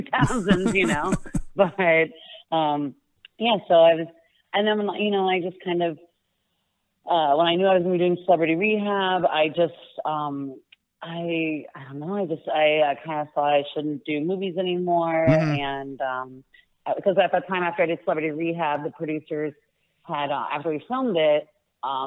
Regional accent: Florida, United States; moved away as an adult; also born or lived in Los Angeles; I grew up in Florida, which is where I live again now

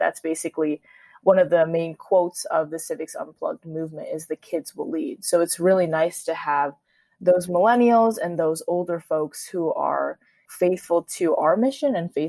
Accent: United States; as a Korean American, as a second generation immigrant.

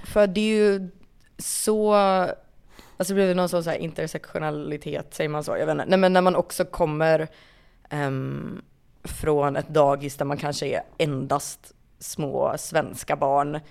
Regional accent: Kungälv, Västra Götaland, Sweden; also born or lived in Rannebergen, Gothenburg; jag flyttade ju därifrån alldeles för tidigt för att känna någon sorts att det, det är ju inte en kanske. del av min identitet att jag föddes i Rannebergen

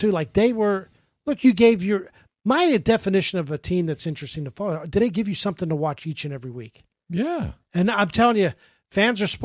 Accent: Pittsburgh, Pennsylvania, United States; when I was growing up in Pittsburgh, I loved the Steelers.

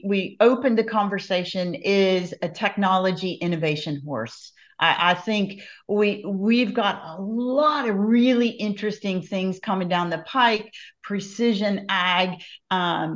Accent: Iowa, United States; When I was growing up in Iowa, so many years ago

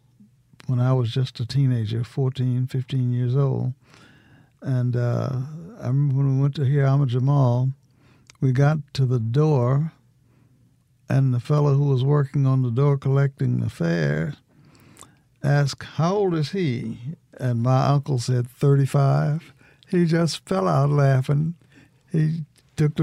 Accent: Illinois, United States; moved away as an adult; also born or lived in Tennessee; now in Mississippi, United States; I'm originally from Illinois

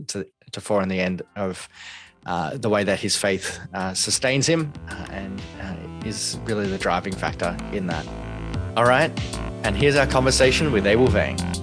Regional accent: Canberra, Australian Capital Territory, Australia; I grew up in Canberra, uh, in Australia

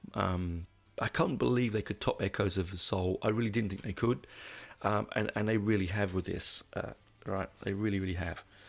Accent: England, United Kingdom; now in Australia; when I was a kid growing up in England

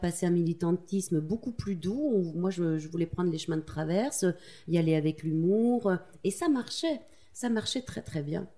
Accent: Tulle, Nouvelle-Aquitaine, France; born or raised there

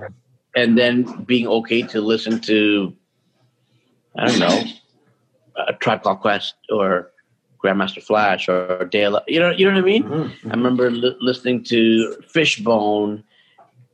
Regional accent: Toronto, Ontario, Canada; born or raised there; now in Vancouver, Canada

